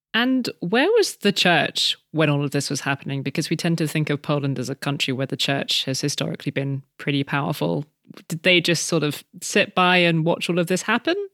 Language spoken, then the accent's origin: English; France; my home country of France